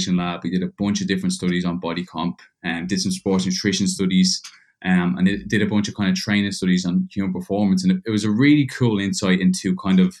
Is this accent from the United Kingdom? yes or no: no; Dublin, Leinster, Ireland; moved away as an adult; also born or lived in Georgia, United States; now in Perth, Australia; I was born and raised in Dublin, Ireland, till I was about 18.